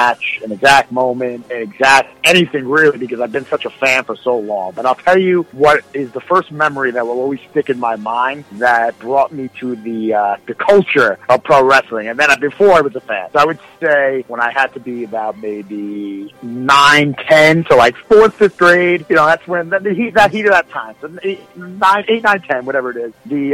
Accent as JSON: {"language": "English", "town": "New York City", "region": "New York", "country": "United States", "tie": "born or raised there", "said": "you would go into little bodegas in Brooklyn"}